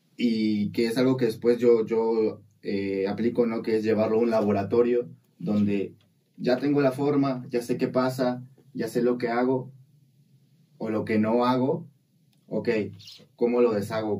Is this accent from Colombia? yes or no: no; Coatzacoalcos, Veracruz, Mexico; un colegio en el que yo asistía en Coatzacoalcos, ya de ahí soy de Coatzacoalcos